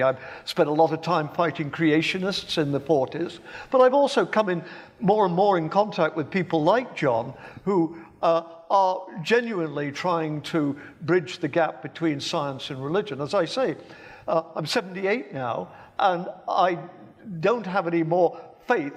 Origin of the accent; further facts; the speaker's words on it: Birmingham, West Midlands, United Kingdom; as you can tell from my accent, I was born in England. In fact, I was born in Birmingham in nineteen forty.